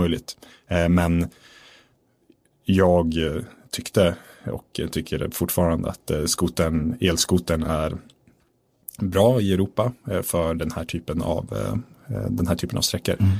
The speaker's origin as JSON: {"language": "Swedish", "town": "Östersund", "region": "Jämtland", "country": "Sweden", "tie": "born or raised there", "said": "jag är född i Östersund mm. uppe i Jämtland"}